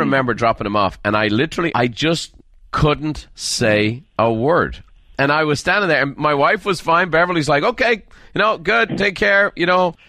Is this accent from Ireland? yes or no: yes; Ireland; moved away; I'm from Ireland